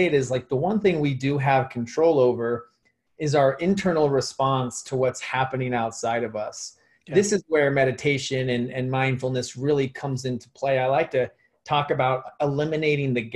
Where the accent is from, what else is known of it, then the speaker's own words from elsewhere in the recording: Phoenix, Arizona, United States; I grew up here in Phoenix, Arizona